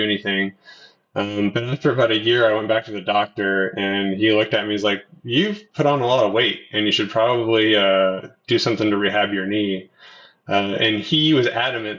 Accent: Kitsap Peninsula, Washington, United States; moved away as an adult; also born or lived in Oregon / Bend, Oregon; now in Bellingham, United States; My parents separated when I was a baby, and I spent most of my life on the Kitsap Peninsula with my mom and my sister

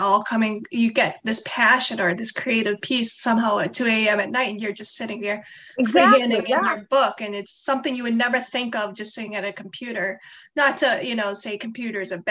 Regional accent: Stoneham, Massachusetts, United States; I'm from Stoneham, grew up in Stoneham

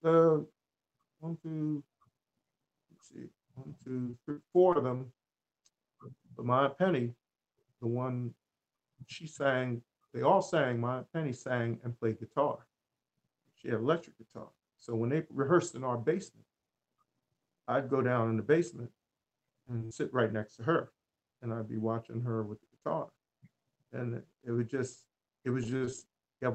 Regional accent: Linden, New Jersey, United States; also born or lived in Newark, New Jersey; I was born and raised in New Jersey. And born in Newark, New Jersey, but was raised in Linden, New Jersey.

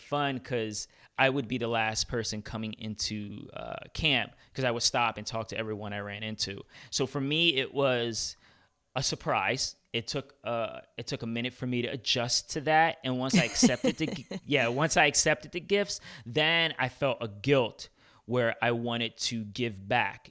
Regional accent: New York City, New York, United States; I'm from Brooklyn

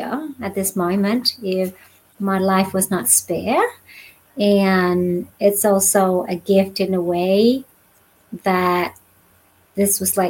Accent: Australia; moved away as an adult; also born or lived in Vietnam / Northern California; now in California, United States; I grew up in Australia and did all my schooling, education, what you call formal education, all in Australia

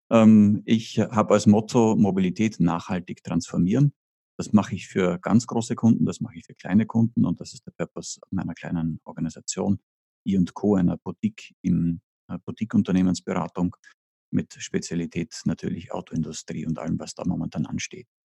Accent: Austria; accent: Austrian; Ich bin Österreicher. Äh, das hört

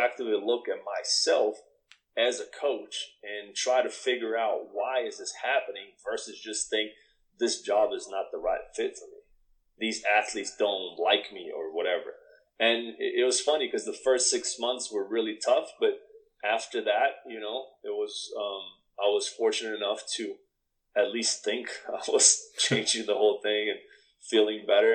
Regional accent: Brazil; moved away as an adult; also born or lived in Canada; now in United States; we're both from Brazil

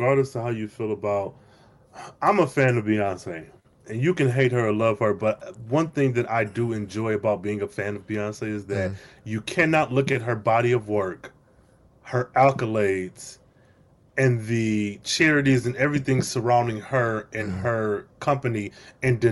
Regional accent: Flint, Michigan, United States; I'm from Michigan, Flint, Michigan

